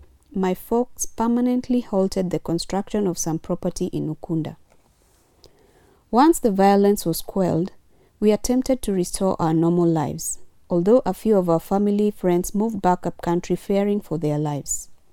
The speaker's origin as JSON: {"language": "English", "town": "Kinango", "region": "Kwale County", "country": "Kenya", "tie": "born or raised there", "also_born_or_lived": "Nyahururu", "said": "I was born in 1991 in Kwale County. Soon after my birth, my family moved to Nyahururu, only to relocate back to Kinango, a little-known town in Kwale when I was five."}